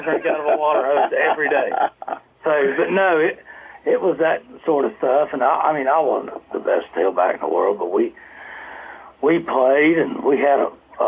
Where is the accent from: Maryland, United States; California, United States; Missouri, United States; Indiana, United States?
Missouri, United States; Garden City; also born or lived in St. Joseph, Missouri / Springfield, Missouri; I was born in St. Joseph, Missouri, and grew up in Garden City, Missouri